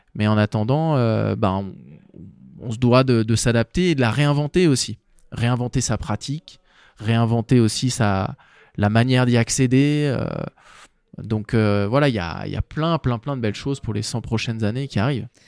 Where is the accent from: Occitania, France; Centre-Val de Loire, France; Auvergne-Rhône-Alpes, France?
Auvergne-Rhône-Alpes, France; Chamonix; je suis né, j'ai grandi à Chamonix